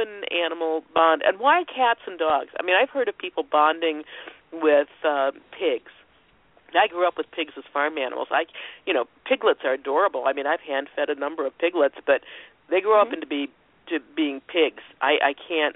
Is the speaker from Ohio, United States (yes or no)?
yes; Ohio, United States; I'm country girl from Ohio.